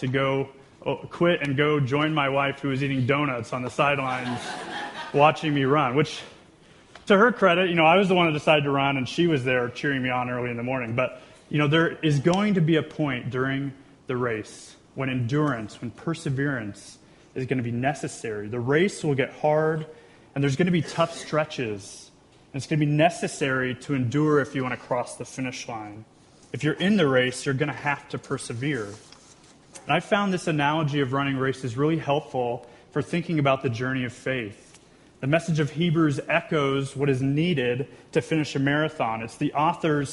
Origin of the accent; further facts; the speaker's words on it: Wichita, Kansas, United States; moved away as an adult; also born or lived in Chicago; We grew up in Wichita, so we grew up together, really, in school and church